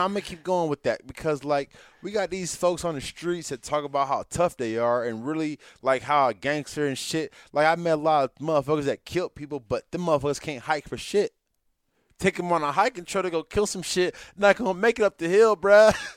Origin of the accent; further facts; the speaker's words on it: San Jose, California, United States; also born or lived in Hayward; I grew up in East San Jose